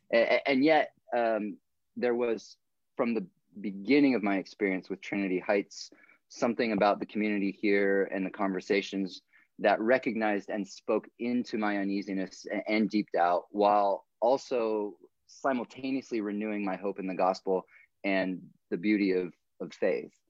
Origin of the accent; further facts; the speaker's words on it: South Africa; also born or lived in Portland, United States; I was born in Portland, Oregon, uh, and then when I was nine, moved to South Africa. I was raised in South Africa by missionary parents.